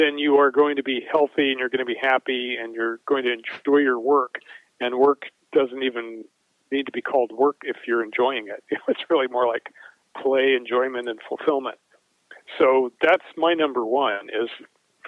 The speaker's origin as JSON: {"language": "English", "town": "Denver", "region": "Colorado", "country": "United States", "tie": "born or raised there", "also_born_or_lived": "Boulder, Colorado", "said": "I grew up in Denver and Boulder, Colorado."}